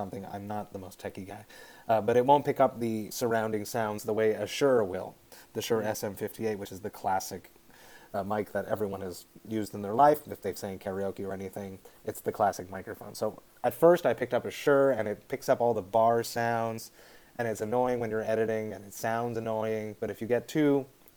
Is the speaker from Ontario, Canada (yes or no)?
no; Deux-Montagnes, Quebec, Canada; now in Montreal, Canada; I'm from just outside Montreal, a small city called Deux-Montagnes, two mountains. It's outside, about 35 minutes car ride outside of Montreal in the north. I grew up there my whole life. There was a small English community there.